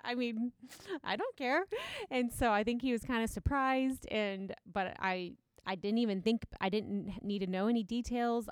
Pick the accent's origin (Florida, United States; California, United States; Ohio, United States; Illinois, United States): Ohio, United States; Galion; growing up in Gallion, it's not very, very diverse